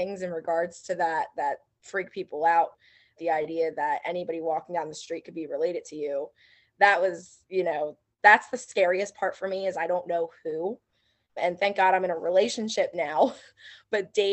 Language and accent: English; Philadelphia, Pennsylvania, United States; I'm from Philadelphia